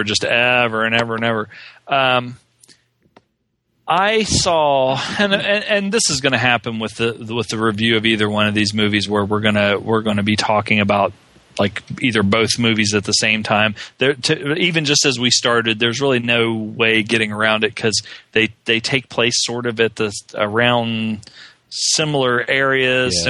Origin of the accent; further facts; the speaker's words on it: West Virginia, United States; I grew up in West Virginia